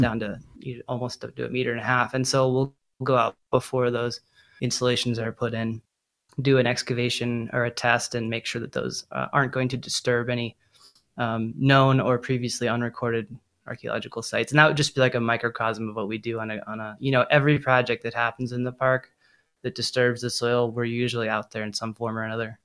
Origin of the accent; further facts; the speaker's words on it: Boulder, Colorado, United States; I grew up in Boulder, Colorado